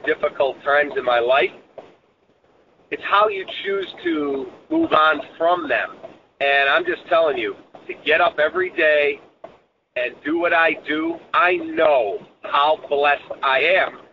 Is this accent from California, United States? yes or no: no; Chicago, Illinois, United States; It's my hometown. I'll always be a Chicagoan